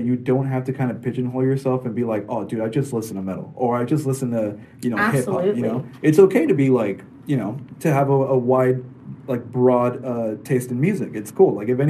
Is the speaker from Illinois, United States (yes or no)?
no; Santa Ana, California, United States; I'm from Orange County, Santa Ana. Okay. California.